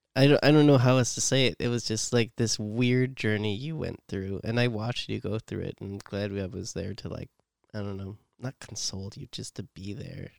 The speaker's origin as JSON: {"language": "English", "town": "San Jose", "region": "California", "country": "United States", "said": "I come from East Side San Jose."}